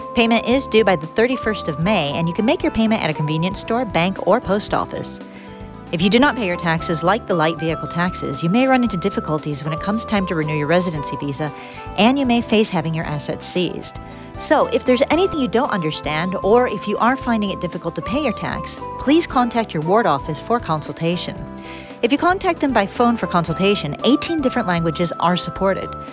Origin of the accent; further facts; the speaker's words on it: Michigan, United States; moved away as an adult; now in Fukuoka, Japan; my home state of Michigan